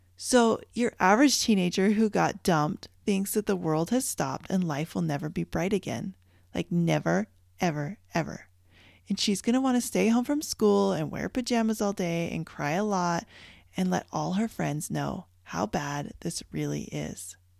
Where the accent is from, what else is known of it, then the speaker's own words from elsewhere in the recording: Canada; moved away; I grew up in Canada